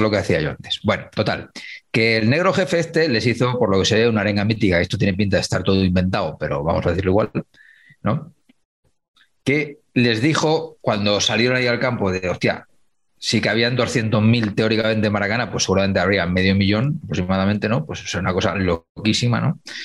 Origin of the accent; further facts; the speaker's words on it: Humanes, Spain; Stanislao Zazo tiene una calle en mi pueblo, en Humanes